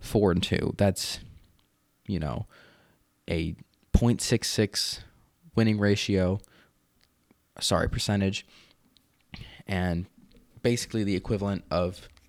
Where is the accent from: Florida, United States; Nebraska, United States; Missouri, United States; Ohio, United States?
Nebraska, United States; Lincoln; I'm from Lincoln, Nebraska, and have been a Nebraska fan my entire life.